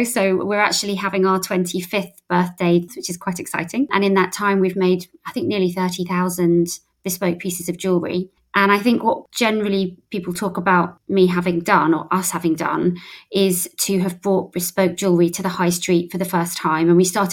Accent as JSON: {"language": "English", "town": "St Albans", "region": "East of England", "country": "United Kingdom", "moved": "yes", "said": "I was originally from St Albans"}